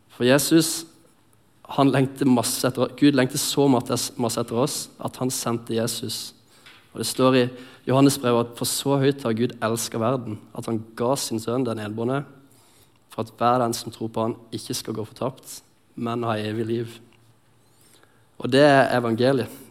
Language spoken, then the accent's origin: Norwegian; Lindesnes, Agder, Norway; moved away; also born or lived in Sotra; jeg kommer fra Lindesnes, som er nede på Sørlandet